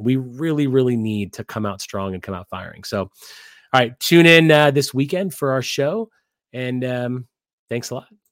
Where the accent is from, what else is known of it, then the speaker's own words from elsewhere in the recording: Midwest, United States; moved away as an adult; also born or lived in Wisconsin; now in Las Vegas, United States; I live in Las Vegas and I'm a West Coast guy after growing up in the Midwest, then going to Wisconsin